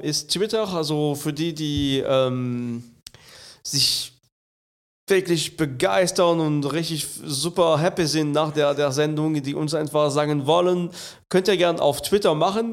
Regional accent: France; now in Germany; ich bin ein echter Franzose. Ach. Und äh, bin in Frankreich geboren

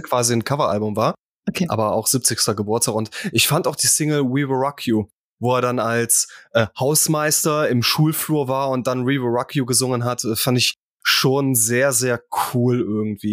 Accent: near Krefeld, North Rhine-Westphalia, Germany; ich bin in Griffenbruch aufgewachsen. Das ist Nähe Krefeld

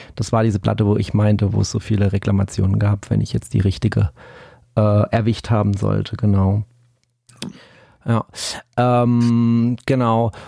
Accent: Black Forest, Baden-Württemberg, Germany; bei uns im Schwarzwald

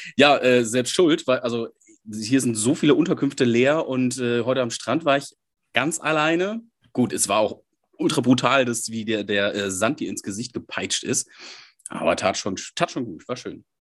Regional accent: Münsterland, North Rhine-Westphalia, Germany; now in Essen, Germany; Ich komme aus dem Münsterland, wohne jetzt im Ruhrgebiet

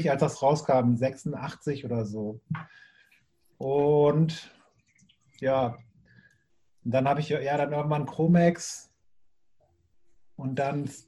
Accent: Bremen, Germany; ich komme ja aus Bremen Nord, das ist nochmal ein bisschen weiter

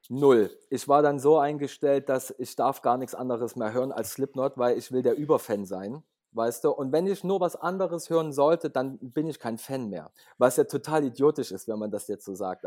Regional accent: Leipzig, Saxony, Germany; ich komme aus Leipzig, bin auch geboren in Leipzig

